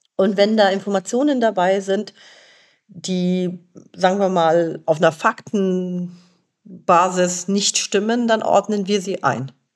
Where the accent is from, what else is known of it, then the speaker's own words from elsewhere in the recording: Germany; also born or lived in Lebanon; ich bin im Libanon geboren und in Deutschland aufgewachsen.